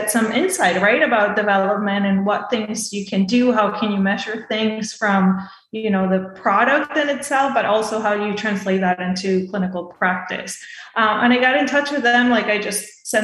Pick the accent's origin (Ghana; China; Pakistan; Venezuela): Venezuela; moved away as an adult; also born or lived in Boston, United States; now in Tampa, United States; I'm originally from Venezuela, so I did all my medical school there. And then I came here to the States, to Boston, to do my residency